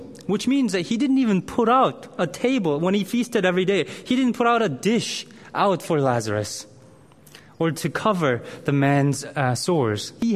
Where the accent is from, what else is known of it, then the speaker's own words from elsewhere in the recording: South Korea; moved away; I grew up in Korea in primary school.